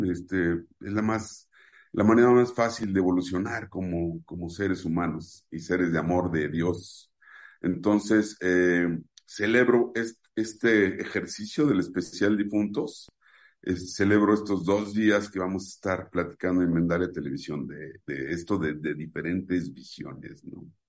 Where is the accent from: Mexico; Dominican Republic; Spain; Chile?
Mexico; en mi país, en México